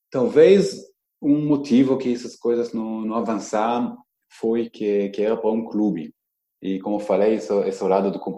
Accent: Israel; Portuguese is a second language; now in Brazil; talvez porque eu vim de Israel e conheço um pouco diferente, é mundo da torcida lá

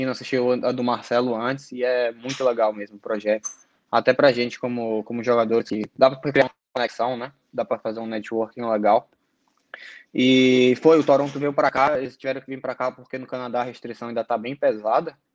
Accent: Salvador, Bahia, Brazil; sou de Salvador. Sempre morei lá a minha vida toda.

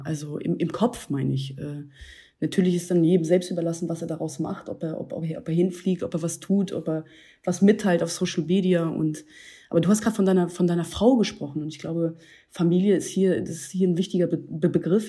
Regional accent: Hanover, Lower Saxony, Germany; now in Berlin, Germany; aus meiner alten Heimatstadt hier, Hannover

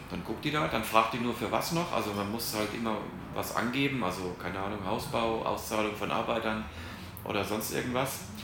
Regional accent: Hesse, Germany; moved away as an adult; now in Panama; bei uns in Hessen

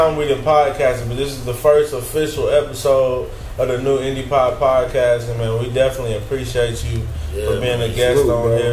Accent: Tulsa, Oklahoma, United States; we're from Tulsa natives

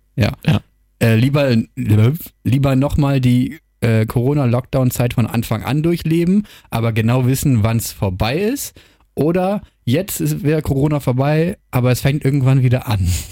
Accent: Germany; moved away as an adult; now in Wilhelmshaven, Germany; ich komme ja aus der Nähe von Hamburg

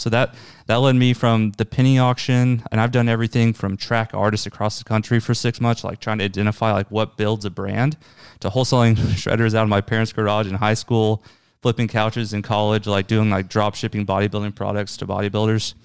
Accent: Tulsa, Oklahoma, United States; I'm from Tulsa, my family's here

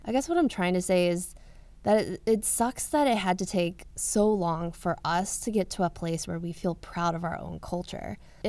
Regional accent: the South, United States; I came from the South and I was very whitewashed. I didn't really know what it was like to hang out with a big group of Asian people

